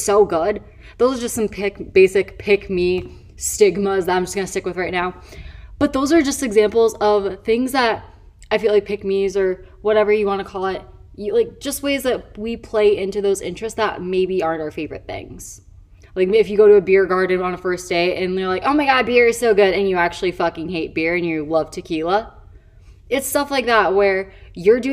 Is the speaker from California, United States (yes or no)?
no; Chicago, Illinois, United States; now in Los Angeles, United States; now I live across the country. I live in LA. I'm originally from Chicago.